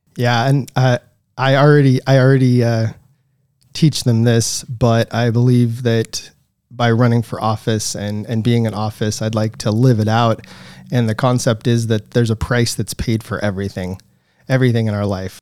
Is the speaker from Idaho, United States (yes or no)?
yes; Coeur d'Alene, Idaho, United States; also born or lived in Silver Valley, Idaho / St. Maries, Idaho; I was, uh, born and raised here in Idaho, uh, born in Saint Mary's, and I grew up in the Silver Valley.